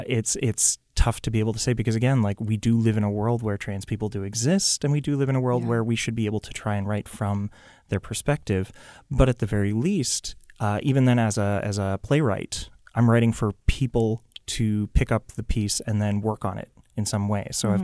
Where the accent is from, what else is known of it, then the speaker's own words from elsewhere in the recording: Chelmsford, Massachusetts, United States; Grew up in Massachusetts. {S3} Okay. {S5} Specifically Chelmsford, if anybody knows where that is, but I doubt it.